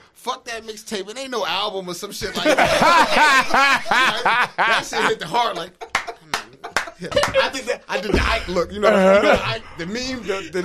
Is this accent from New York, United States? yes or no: no; Willingboro, New Jersey, United States; moved away as an adult; now in North Jersey, United States; I'm from South Jersey. I stay up North Jersey now